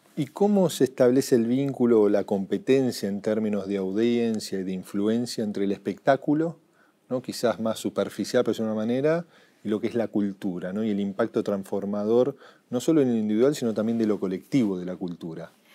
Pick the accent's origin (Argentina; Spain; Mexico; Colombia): Argentina